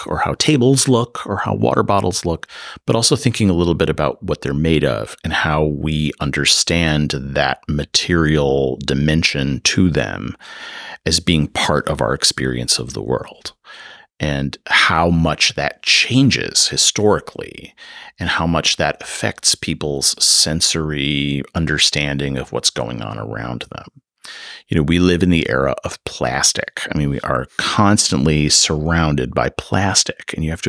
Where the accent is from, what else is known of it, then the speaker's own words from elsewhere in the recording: Midwest, United States; now in California, United States; so I'm not from California. So, that's maybe the first thing I should say here. So, you know, coming from the Midwest, I'm used to a certain kind of red brick, pseudo Gothic kind of, you know, university aesthetic.